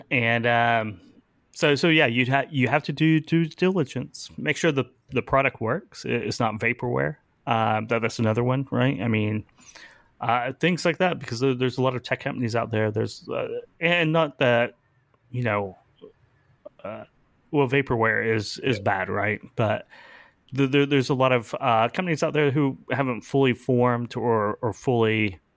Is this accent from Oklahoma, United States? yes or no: yes; Oklahoma, United States; I'm from Oklahoma.